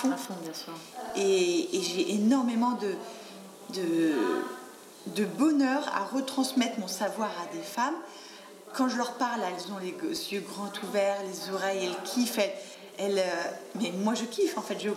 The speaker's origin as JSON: {"language": "French", "country": "France", "said": "Parce que moi, je suis pas de Paris, je suis de province. Et donc, les clubs de boxe, ça ne court pas les rues."}